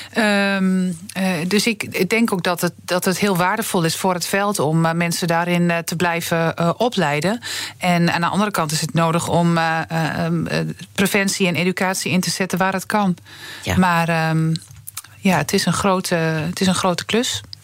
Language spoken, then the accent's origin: Dutch; Twente, Overijssel, Netherlands; ik kom uit Twente